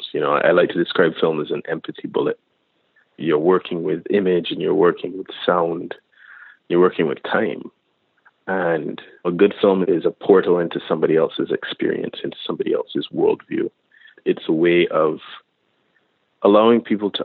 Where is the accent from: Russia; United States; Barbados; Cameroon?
Barbados; I grew up in Barbados